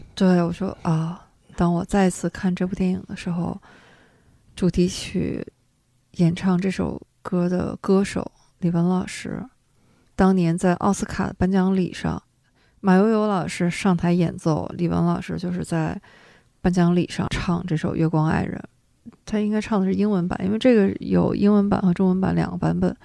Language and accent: Chinese; Shenyang, Liaoning, China; 解放后呢，就要说到我们的家乡了